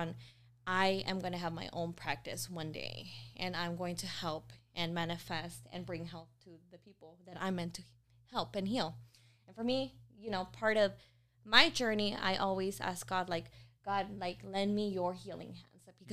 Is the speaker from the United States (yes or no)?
yes; Houston, Texas, United States; moved away; I was born in Houston, and like I mentioned, from the hood